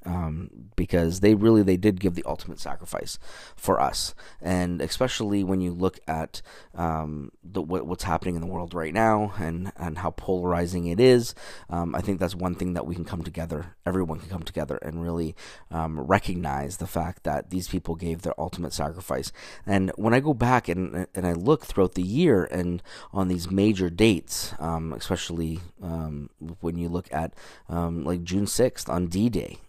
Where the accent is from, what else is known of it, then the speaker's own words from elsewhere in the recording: Canada; moved away as an adult; now in United States; I'm from Canada. So I moved down here in two thousand and twelve